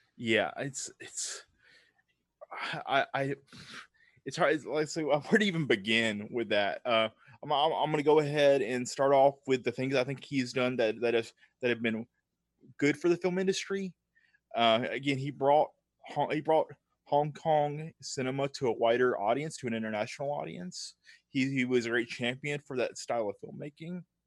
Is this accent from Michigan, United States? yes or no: no; Tupelo, Mississippi, United States; now in Nashville, United States; I'm from the Deep South. So I grew up in a small town called Tupelo, Mississippi, which is in the deep, deep South